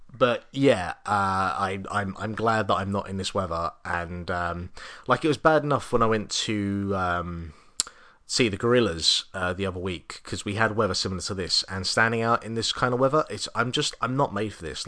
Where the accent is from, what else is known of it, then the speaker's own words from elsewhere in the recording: England, United Kingdom; now in Ireland; being an Englishman